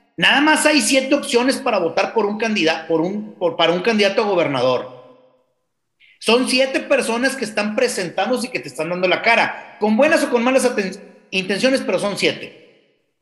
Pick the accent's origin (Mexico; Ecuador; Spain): Mexico; todos como mexicanos nos gusta